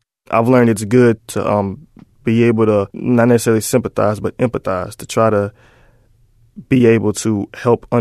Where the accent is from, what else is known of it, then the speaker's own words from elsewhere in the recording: Mississippi, United States; moved away as an adult; now in Dallas, United States; I was born and raised in Mississippi